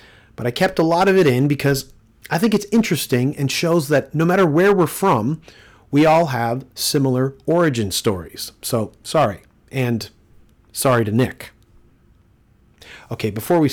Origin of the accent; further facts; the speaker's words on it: Toronto, Ontario, Canada; my hometown